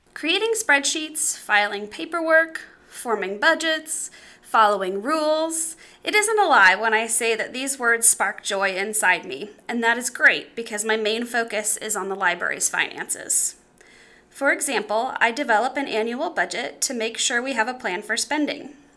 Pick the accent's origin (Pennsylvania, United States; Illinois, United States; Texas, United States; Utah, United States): Illinois, United States; Clinton; serving my hometown